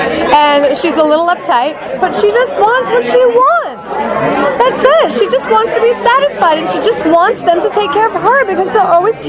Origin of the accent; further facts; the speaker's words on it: Ohio, United States; now in Los Angeles, United States; I'm originally from Ohio. I modeled when I was a teenager and then decided that acting was the thing for me. So I have lived in LA for some time now